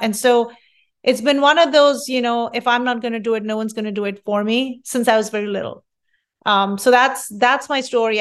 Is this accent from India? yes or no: yes; India; moved away as an adult; also born or lived in Rochester, New York / Fairfax, Virginia; now in California, United States; I'm from India, and culturally, we strive our hardest to study